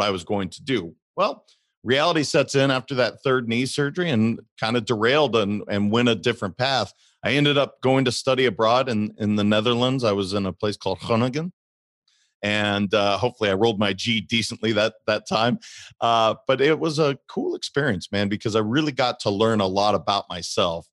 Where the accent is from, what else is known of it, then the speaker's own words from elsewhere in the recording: Great Falls, Montana, United States; So I'm originally from Montana. I grew up in Great Falls, Montana.